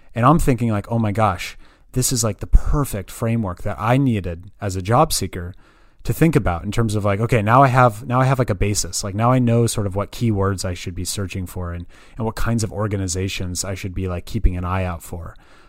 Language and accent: English; Berkeley, California, United States; I was born and raised in the Bay Area. So I'm actually originally from Berkeley, California, probably known best for its university.